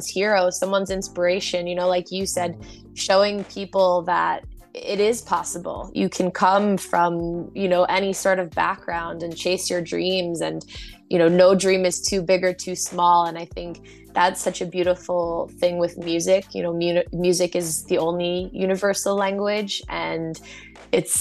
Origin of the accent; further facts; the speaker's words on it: United States; as an American